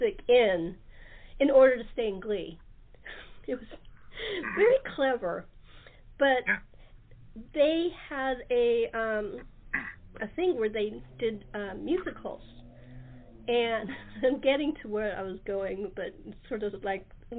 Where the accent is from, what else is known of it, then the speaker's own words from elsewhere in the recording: California, United States; also born or lived in New Jersey; I was from California